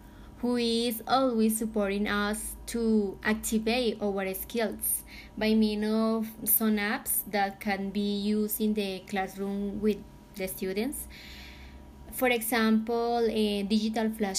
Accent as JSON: {"language": "English", "country": "Philippines", "said": "I am from Philippines"}